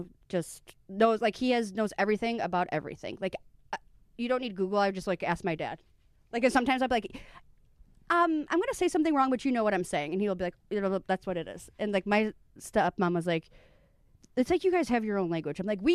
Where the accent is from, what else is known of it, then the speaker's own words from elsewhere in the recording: Midwest, United States; I love basements. I'm from the Midwest. I got fingered in basements.